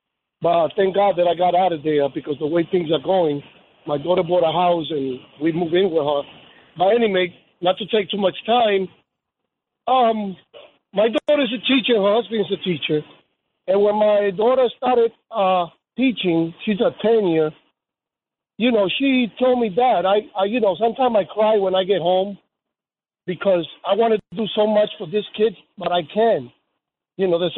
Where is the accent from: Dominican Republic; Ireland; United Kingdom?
Dominican Republic; now in United States; I came from the Dominican Republic back in 1973.